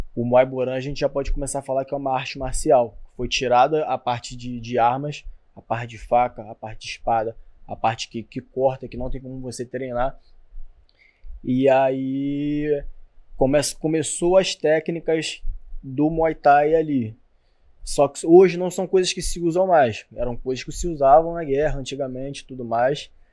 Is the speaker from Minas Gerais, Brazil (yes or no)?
no; Rio de Janeiro, Brazil; sou que é de São Cristóvão, que é da Barreira do Vasco.